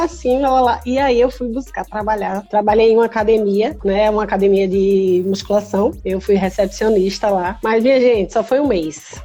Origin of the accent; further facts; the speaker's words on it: Recife, Pernambuco, Brazil; moved away as an adult; now in Porto Alegre, Brazil; Hoje eu moro em Porto Alegre porque eu estou em lista de transplante aqui em Porto Alegre, mas eu sou de Recife.